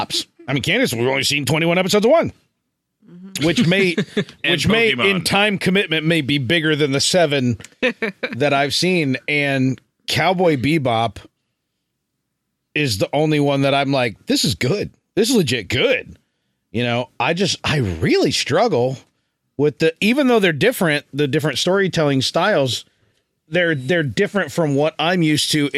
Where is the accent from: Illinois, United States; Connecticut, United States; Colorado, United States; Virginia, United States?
Illinois, United States; Chicago; moved away; also born or lived in Indiana; when I moved from Chicago to Indiana